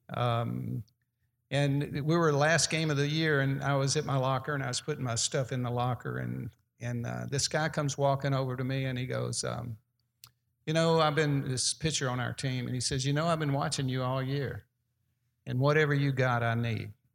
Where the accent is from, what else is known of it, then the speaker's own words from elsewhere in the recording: Birmingham, Alabama, United States; playing in my hometown. That was where their double A team was in Birmingham